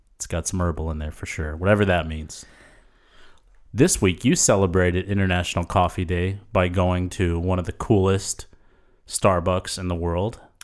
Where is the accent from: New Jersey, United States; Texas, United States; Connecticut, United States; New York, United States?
Texas, United States; San Antonio; growing up in San Antonio, our church was started by Leonard Coote